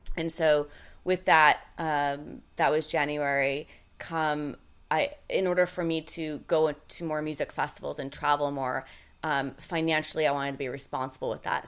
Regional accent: Seattle, Washington, United States; I'm from Seattle. I'm from, like, the …, you know, the … and … days

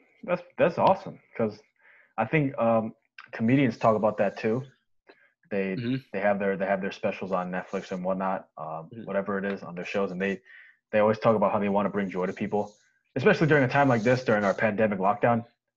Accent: New York, United States; yeah, we are both from New York. We got hit the hardest.

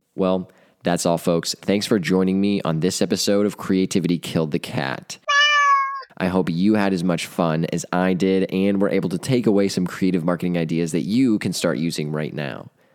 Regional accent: Delaware, Ohio, United States; I grew up in Delaware, so Buns has been one of my favorite restaurants since childhood

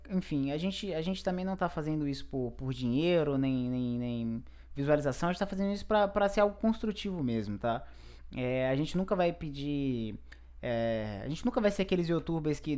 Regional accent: Brazil; Eu, eu, eu, eu, sou brasileiro, né?

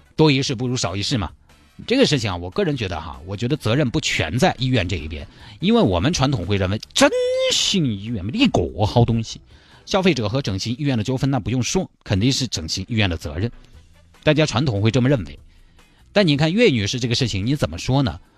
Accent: China; 我们中国人大部分人，从这个人种上来说，就是属于蒙古人种

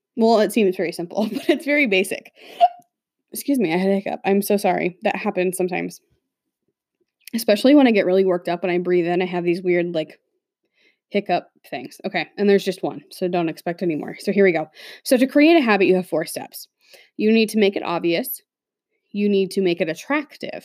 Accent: Midwest, United States; growing up in the Midwest

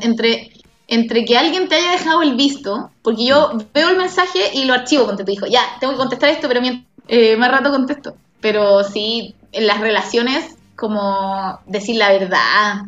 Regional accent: Santiago, Santiago Metropolitan Region, Chile; also born or lived in Rancagua; yo soy de Santiago, muy santiaguina, he vivido en Santiago toda mi vida

